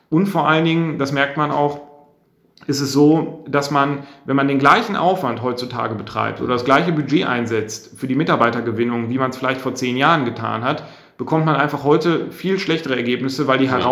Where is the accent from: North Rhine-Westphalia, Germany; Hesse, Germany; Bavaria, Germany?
North Rhine-Westphalia, Germany; Bielefeld; also wir kommen beide aus der Region und wir schätzen auch einfach diese Mentalität.